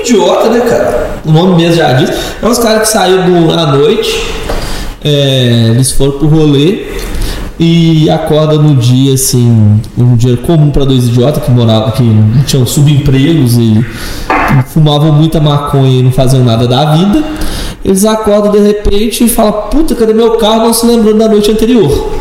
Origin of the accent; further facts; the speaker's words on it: São Paulo, Brazil; accent: caipira; a gente é caipira